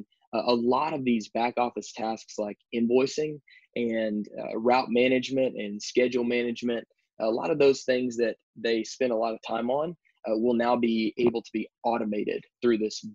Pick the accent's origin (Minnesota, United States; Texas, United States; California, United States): Texas, United States; moved away as an adult; now in Baton Rouge, United States; I'm originally from Texas